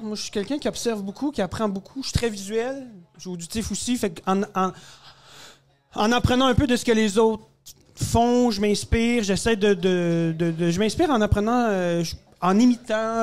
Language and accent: French; Quebec, Canada; né au Québec, d'origine euh, égyptienne.